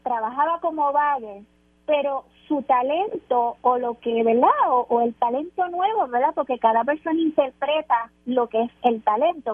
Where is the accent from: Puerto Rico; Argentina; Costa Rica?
Puerto Rico